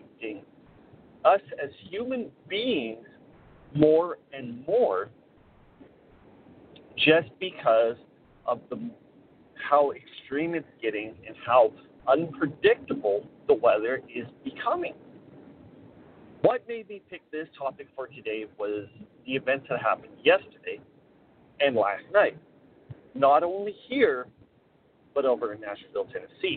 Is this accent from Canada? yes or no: yes; Canada; I am headed back to my hometown